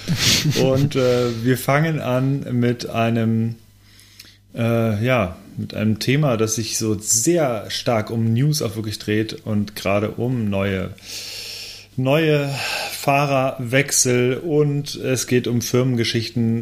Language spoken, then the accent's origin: German; Lemgo, North Rhine-Westphalia, Germany; ich komme aus Lemgo